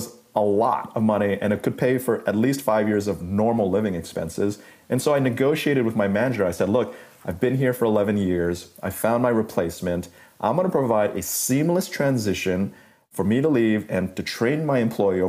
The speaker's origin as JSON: {"language": "English", "country": "Malaysia", "tie": "born or raised there", "also_born_or_lived": "New York City", "moved": "yes", "said": "growing up in Malaysia as a middle school student"}